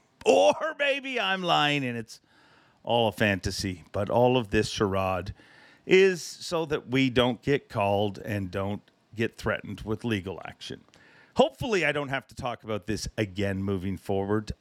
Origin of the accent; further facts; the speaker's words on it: Canada; I am too Canadian